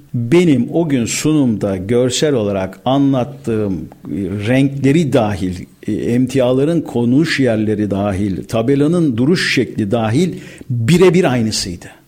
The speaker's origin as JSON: {"language": "Turkish", "region": "Istanbul", "country": "Turkey", "tie": "born or raised there", "said": "Ben Erzincan kökenli bir aileye mensubum. bin dokuz yüz elli yedi İstanbul Balat doğumluyum."}